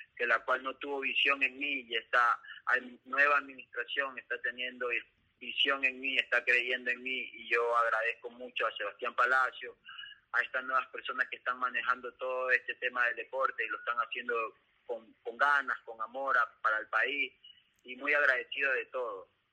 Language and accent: Spanish; Ecuador